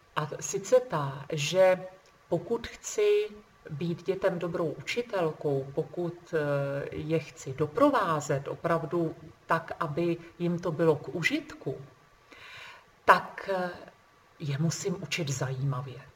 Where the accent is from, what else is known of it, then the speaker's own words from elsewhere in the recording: Trmice, Ústí nad Labem Region, Czechia; jsem z Trmic a, eh, v nedalekém Ústí nad Labem je univerzita